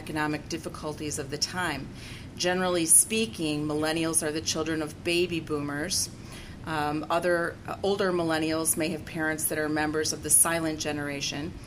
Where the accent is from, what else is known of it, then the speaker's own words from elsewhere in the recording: United States; I'm an American. That's what I am